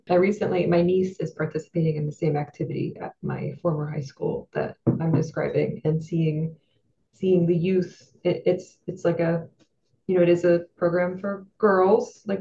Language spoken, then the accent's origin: English; New Jersey, United States; now in Pennsylvania, United States; I am an LPC from Pennsylvania. That's licensed professional counselor. I'm a transplant from South Jersey.